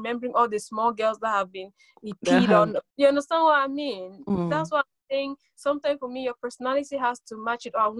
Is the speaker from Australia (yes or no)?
no; Sweden; also born or lived in Cameroon; I'm Cameroonian born, I grew up in Sweden.